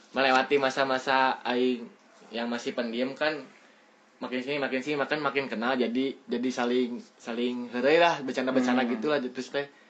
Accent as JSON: {"language": "Indonesian", "town": "Tasikmalaya", "region": "West Java", "country": "Indonesia", "moved": "as an adult", "said": "aing orang Tasik"}